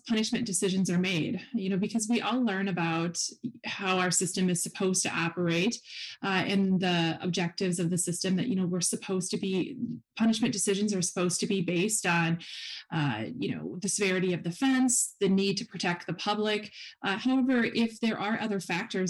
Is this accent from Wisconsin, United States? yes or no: yes; Wisconsin, United States; also born or lived in Huntsville, Texas; I am from Wisconsin